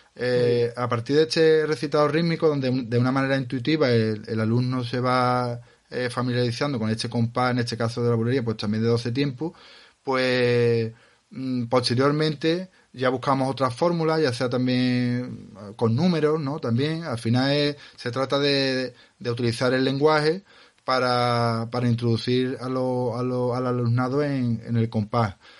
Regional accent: Andalusia, Spain; salimos de Andalucía

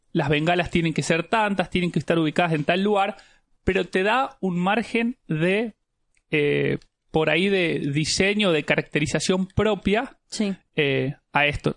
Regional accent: Jujuy, Argentina; yo soy de Jujuy

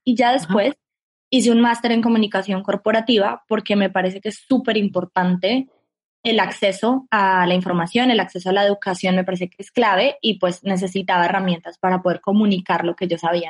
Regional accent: Colombia; como colombiana

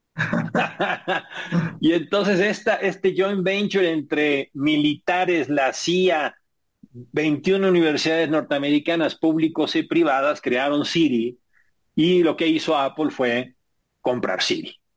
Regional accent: Mexico

